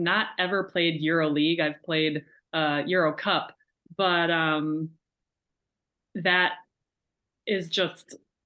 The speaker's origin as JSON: {"language": "English", "country": "United States"}